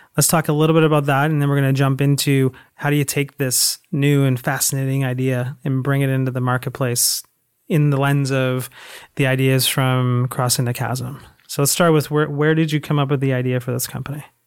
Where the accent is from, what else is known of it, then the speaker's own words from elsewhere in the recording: Toronto, Ontario, Canada; moved away as an adult; now in United States; I am from Canada. Toronto, I was moved he-, here about a year ago